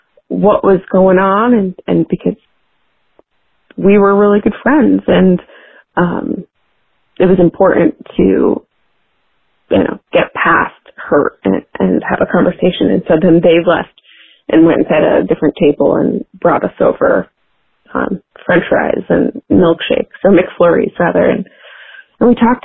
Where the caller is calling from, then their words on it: Washington, District of Columbia, United States; I'm calling in from Washington, D.C.